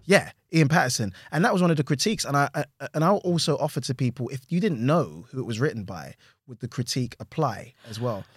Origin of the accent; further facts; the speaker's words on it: London, United Kingdom; I'm from Hackney